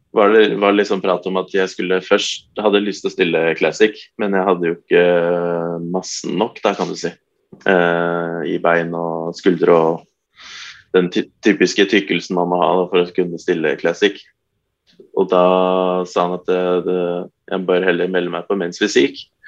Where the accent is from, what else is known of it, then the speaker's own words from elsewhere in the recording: Nittedal, Akershus, Norway; Jeg er jo egentlig fra Nittedal, men det er jo Eh, halv, eller sju minutter unna Oslo